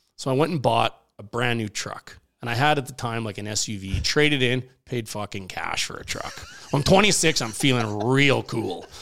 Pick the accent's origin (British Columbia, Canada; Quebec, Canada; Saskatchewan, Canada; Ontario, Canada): Saskatchewan, Canada; Regina; moved away; I grew up in Regina